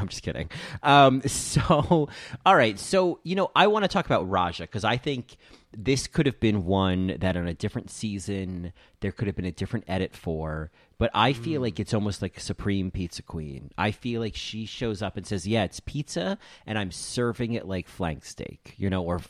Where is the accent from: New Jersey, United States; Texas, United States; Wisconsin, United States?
New Jersey, United States; Rahway; I'm from Rahway